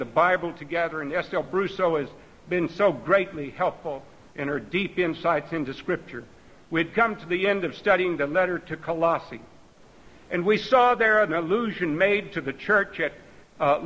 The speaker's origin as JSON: {"language": "English", "region": "Texas", "country": "United States", "tie": "born or raised there", "said": "I grew up out in Texas"}